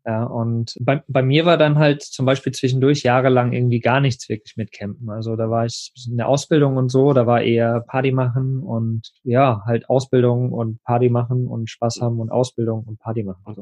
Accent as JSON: {"language": "German", "region": "eastern Germany", "country": "Germany", "tie": "born or raised there", "said": "wir sind Ostkinder"}